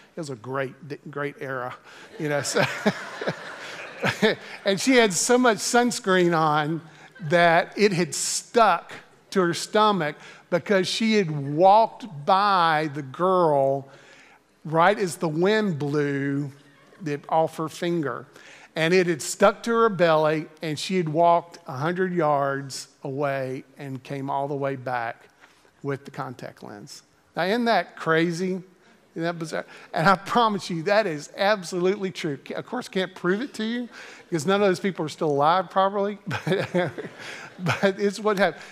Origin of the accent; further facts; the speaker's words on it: Greensboro, North Carolina, United States; I had the opportunity to serve in my home church in Greensboro, North Carolina. Um, I, eh, had grown up in this church and, uh, graduated from the university that was in my hometown.